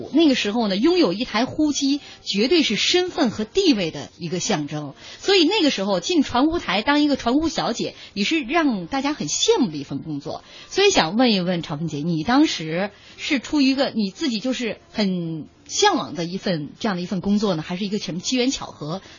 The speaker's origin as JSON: {"language": "Chinese", "region": "Shaanxi", "country": "China", "accent": "Northern Shaanxi dialect", "said": "啊，凌睿的东北话哈，和我的陕北话，"}